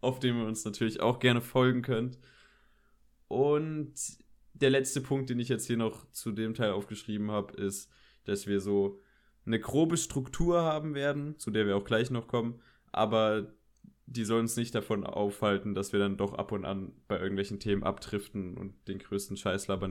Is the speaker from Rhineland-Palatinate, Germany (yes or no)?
yes; Koblenz, Rhineland-Palatinate, Germany; ich bin auch 17 Jahre alt, ich komme aus Koblenz